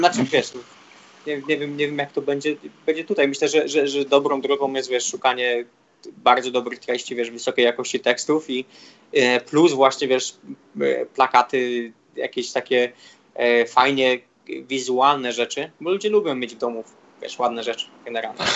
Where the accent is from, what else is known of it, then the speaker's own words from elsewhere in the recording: Poland; moved away; jestem z Polski